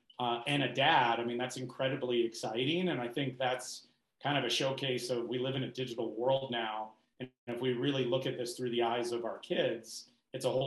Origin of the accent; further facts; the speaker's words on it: Chicago, Illinois, United States; moved away; also born or lived in Australia; growing up in Chicago